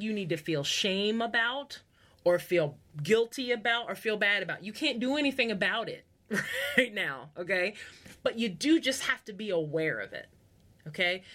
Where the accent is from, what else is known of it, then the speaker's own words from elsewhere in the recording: United States; first language English; I am part of the majority in America because I speak English, it's my first language